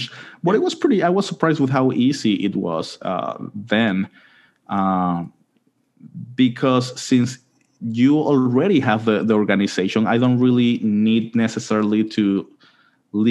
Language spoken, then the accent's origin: English; Panama City, Panama; also born or lived in Pittsburgh, United States / Cincinnati, United States / Huntsville, United States; I grew up here in Panama City. My mother is from a different region of Panama, but she moved for her studies to the city. And I grew up here in Panama City